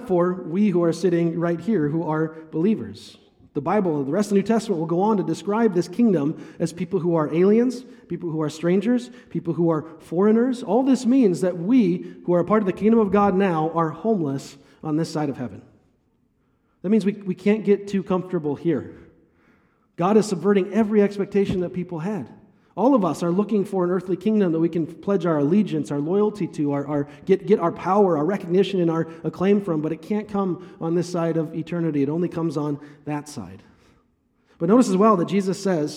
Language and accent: English; Northfield, Minnesota, United States; I grew up in Northfield